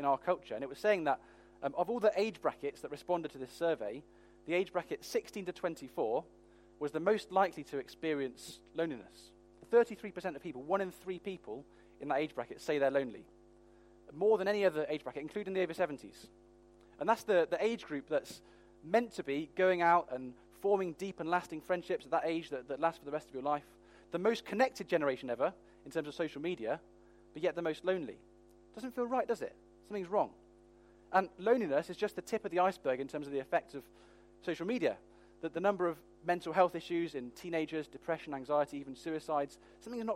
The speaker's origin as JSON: {"language": "English", "country": "United Kingdom", "said": "we're British"}